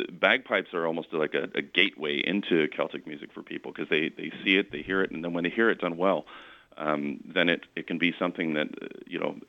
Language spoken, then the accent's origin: English; Canada; I am half Scottish. Now, I mean, I'm Canadian. You know, I've never lived overseas